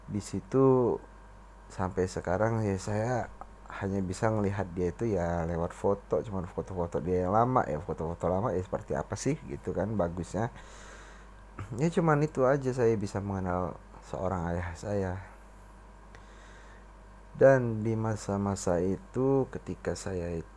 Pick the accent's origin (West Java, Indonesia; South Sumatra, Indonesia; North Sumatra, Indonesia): South Sumatra, Indonesia; Kalau kita orang Sumatera Selatan manggilnya Bici.